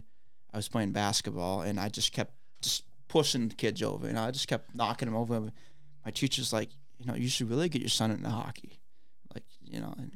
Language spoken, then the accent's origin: English; Erie, Pennsylvania, United States; moved away as an adult; now in Grand Rapids, United States; I'm from Erie, Pennsylvania, and I moved to Grand Rapids about 5.5 years ago now